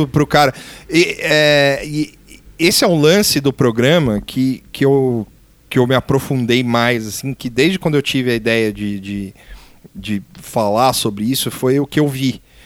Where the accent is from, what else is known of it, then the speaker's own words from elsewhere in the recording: Brazil; A gente como brasileiro